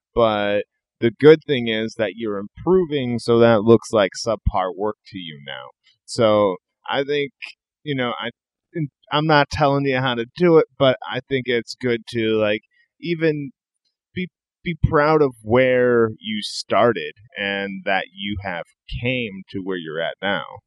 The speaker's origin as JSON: {"language": "English", "region": "Iowa", "country": "United States", "also_born_or_lived": "Northern California", "moved": "yes", "lives_now": "California, United States", "said": "I'm originally from the Midwest. I'm originally from Iowa. I live out here in California now"}